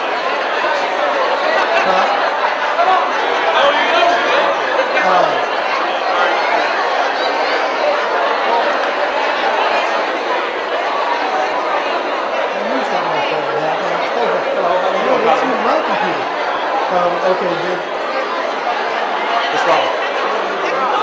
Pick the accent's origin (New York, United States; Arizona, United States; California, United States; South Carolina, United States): South Carolina, United States; Greenville; moved away as an adult; now in Atlanta, United States; I'm originally from Greenville, South Carolina. I currently live in Atlanta, Georgia. I've been in Atlanta, Georgia for 13 years